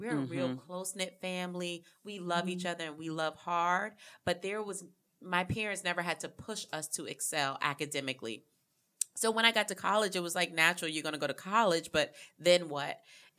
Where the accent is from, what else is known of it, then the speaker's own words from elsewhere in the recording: Hollywood, South Carolina, United States; So I'm from Hollywood, South Carolina, born and raised.